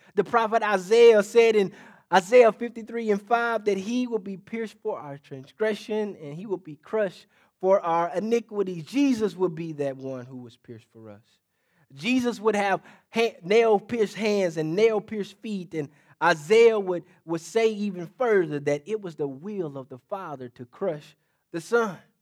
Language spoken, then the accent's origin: English; State Line, Mississippi, United States; State line Mississippi, to be exact